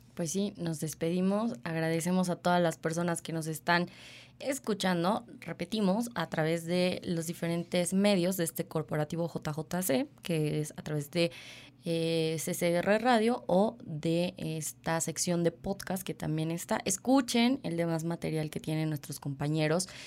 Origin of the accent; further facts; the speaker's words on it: Mexico; como mexicanos